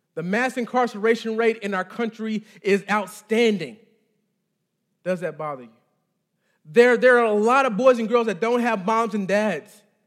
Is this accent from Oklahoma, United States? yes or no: no; Texas, United States; moved away; I'm from, I'm from Texas, the, the, the great state